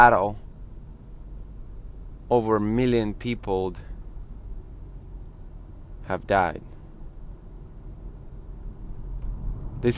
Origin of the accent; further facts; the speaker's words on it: Volgograd, Volgograd Oblast, Russia; I am from Volgograd, Russia, which is a former Stalingrad.